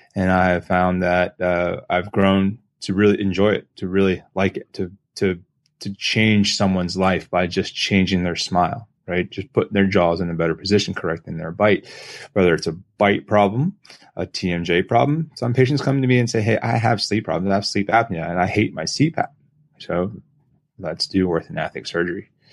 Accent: Lancaster, Pennsylvania, United States; moved away as an adult; also born or lived in Pittsburgh, Pennsylvania / Fort Lauderdale, Florida; now in Virginia Beach, United States; I, I am a Pennsylvania guy, so I grew up in Lancaster, Pennsylvania.

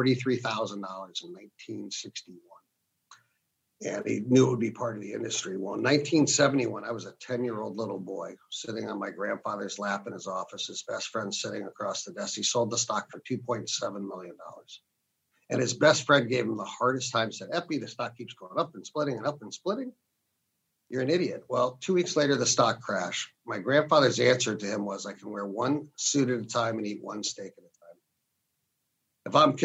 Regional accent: Canton, Ohio, United States; I grew up in Canton, Ohio, to a family that was in the automobile industry

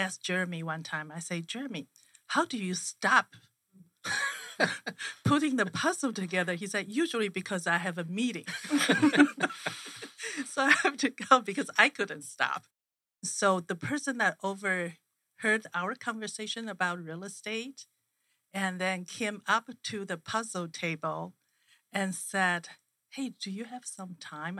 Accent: Taiwan; now in Phoenix, United States; I'm from Taiwan

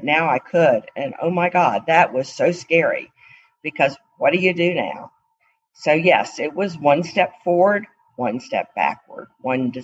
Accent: Atlanta, Georgia, United States; I was from Atlanta

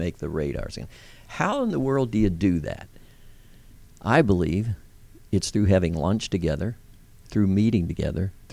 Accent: Lancaster, Pennsylvania, United States; also born or lived in York, Pennsylvania; now in Georgia, United States; I come from an Amish background. We're from Lancaster, Pennsylvania, York, Lancaster. We had a dairy. We had a farm

